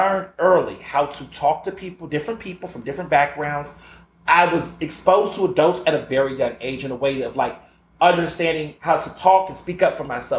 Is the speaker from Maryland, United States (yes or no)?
no; Houston, Texas, United States; I grew up in Houston and across the South